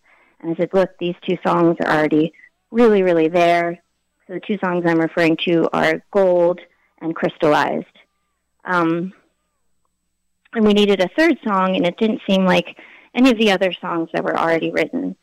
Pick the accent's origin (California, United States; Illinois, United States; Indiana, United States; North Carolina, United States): California, United States; Oakland; moved away as an adult; also born or lived in Berkeley, California / New York / Connecticut; now in Ohio, United States; I was raised in the Bay Area, so East Bay, California, Berkeley and Oakland, which is where I lived till right before I turned 30